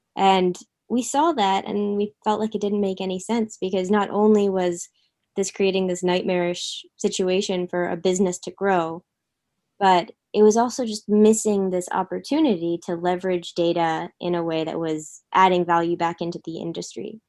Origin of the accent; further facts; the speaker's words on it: Philadelphia, Pennsylvania, United States; moved away as an adult; also born or lived in San Francisco; I moved to San Francisco from Philadelphia area where I grew up.